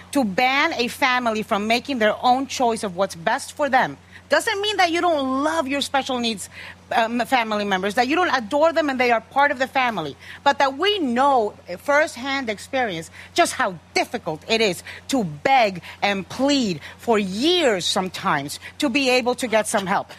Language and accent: English; United States; I'm American